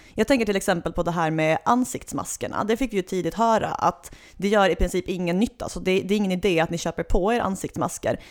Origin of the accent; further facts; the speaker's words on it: Svalöv, Skåne, Sweden; jag är född och uppvuxen i natursköna Svalöv i det skånska hjärtelandet